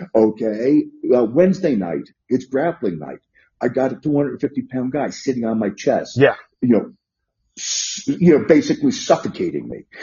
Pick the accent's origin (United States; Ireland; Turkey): United States; New York City, New York; also born or lived in northern New Jersey / Las Vegas, Nevada; now in Lexington, Virginia, United States; I'm a native New Yorker. I grew up in the Bronx.